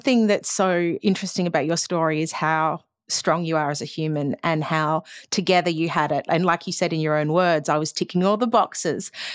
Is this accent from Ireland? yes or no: no; Australia; as an Australian culture, we seem to drink a lot.